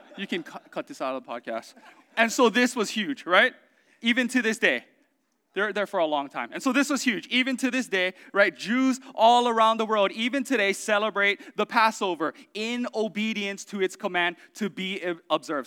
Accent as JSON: {"language": "English", "area": "Oahu", "region": "Hawaii", "country": "United States", "tie": "born or raised there", "said": "I grew up in Oahu"}